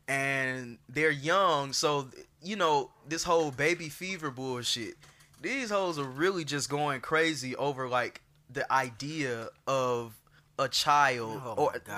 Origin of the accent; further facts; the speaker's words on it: Atlanta, Georgia, United States; also born or lived in Fulton County, Georgia; I was already switching from Atlanta Public School, so this was my first Fulton County school